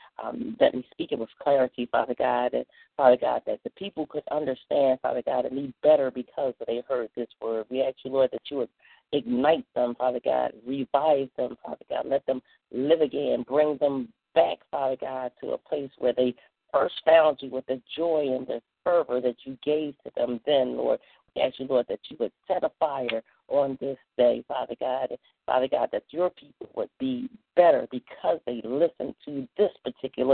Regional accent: Philadelphia, Pennsylvania, United States; now in Swainsboro, United States; I am originally from Philadelphia

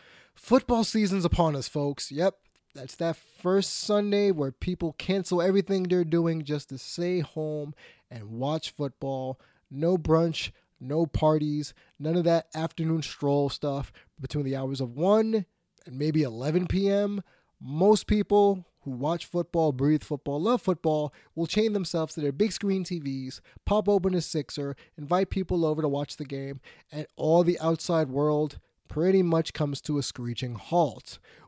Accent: New York, United States; And since I'm a New Yorker

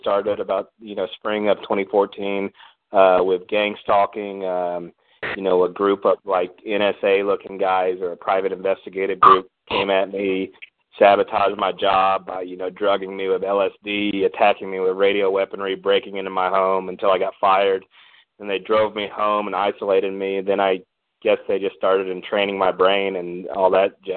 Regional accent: Fort Worth, Texas, United States; I'm from Fort Worth

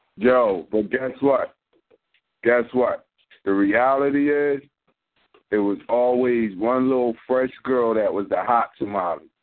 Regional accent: Philadelphia, Pennsylvania, United States; I'm from North, but I would go up Mount Airy and West Philly

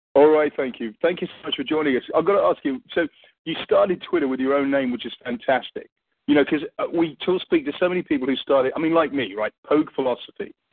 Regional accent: England, United Kingdom; accent: English; I'm English

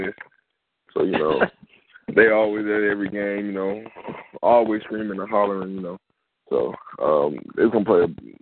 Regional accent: Tuskegee, Alabama, United States; I'm from Tuskegee originally

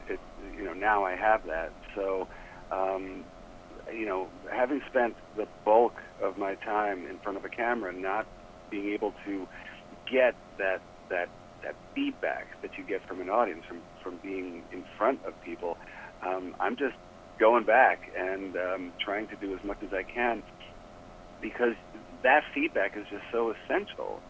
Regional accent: New York City, New York, United States; moved away as an adult; also born or lived in Ohio / Iowa / Colorado; now in Los Angeles, United States; I'm actually a New Yorker. I grew up in Manhattan.

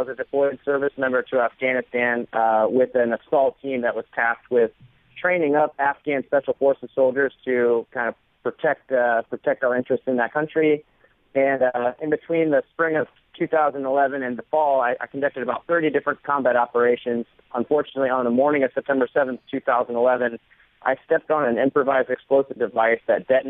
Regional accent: Florida, United States; moved away as an adult; I grew up in Florida surrounded by water, and we were a beach family

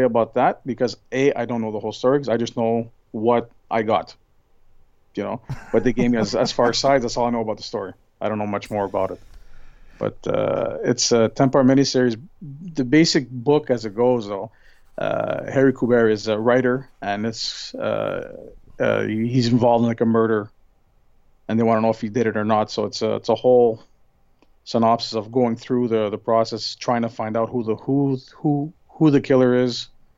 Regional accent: Montreal, Quebec, Canada; Montreal, you know, my hometown

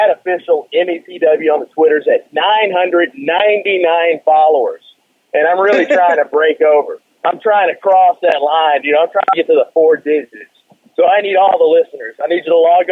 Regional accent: South Louisiana, United States; now in Texas, United States; I grew up in South Louisiana, and I went with my dad to the local Civic Auditorium

